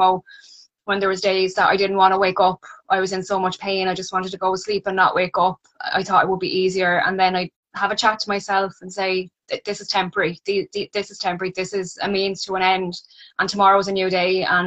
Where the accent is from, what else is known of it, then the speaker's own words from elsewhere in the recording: Wexford, Leinster, Ireland; I'm from Wexford.